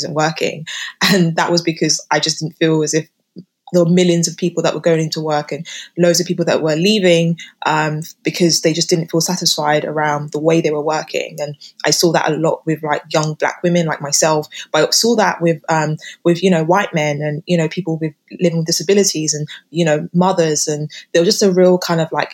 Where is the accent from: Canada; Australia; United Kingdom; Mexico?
United Kingdom; living and growing up in Britain